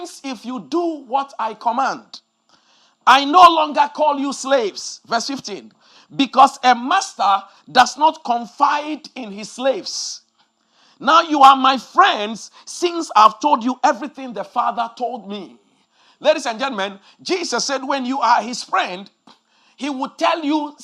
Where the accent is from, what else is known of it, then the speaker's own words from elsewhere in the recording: Ghana; when we were growing up in Ghana years ago